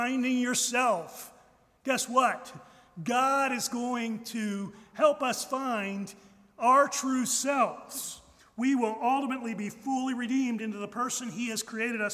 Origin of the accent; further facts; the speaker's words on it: United States; as American Christians